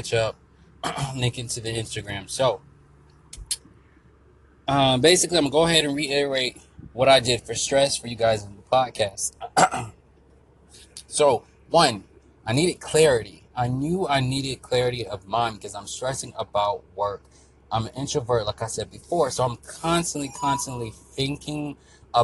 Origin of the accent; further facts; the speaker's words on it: Florida, United States; I'm from Florida.